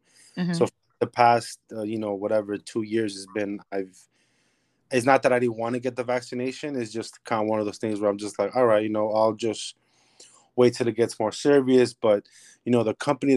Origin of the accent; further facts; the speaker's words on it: New York City, New York, United States; I'm from the Bronx, New York